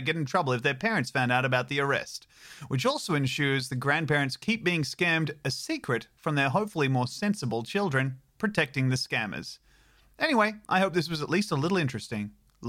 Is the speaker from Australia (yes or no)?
yes; Australia; they missed that while my grandma is an American living in the USA, I am actually Australian.